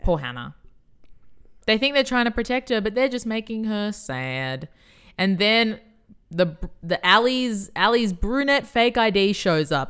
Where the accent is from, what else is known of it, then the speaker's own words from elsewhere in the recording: Australia; we are Australian.